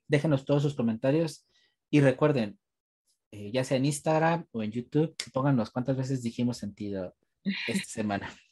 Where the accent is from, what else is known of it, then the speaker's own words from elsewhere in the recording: Mexico; aprovechando que somos mexicanos